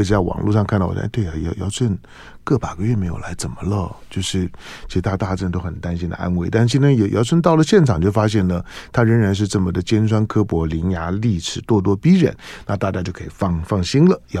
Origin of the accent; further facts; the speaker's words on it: Taiwan; 这个在身为台湾人的幸福之一了。